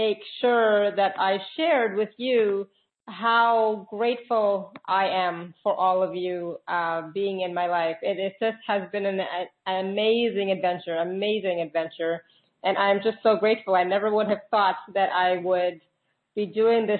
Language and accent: English; Canada; I'm Canadian